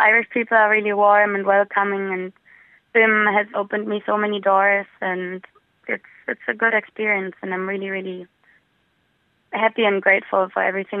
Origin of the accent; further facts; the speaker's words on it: Berlin, Germany; moved away as an adult; now in Dublin, Ireland; I wanted to get out of my hometown, Berlin, as well, to not be stuck in the same environment the whole time. So I moved to Dublin.